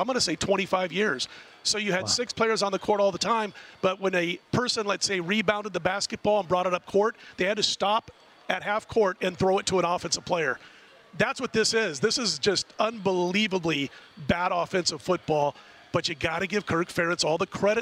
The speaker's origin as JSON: {"language": "English", "town": "Omaha", "region": "Nebraska", "country": "United States", "said": "I'm from Omaha"}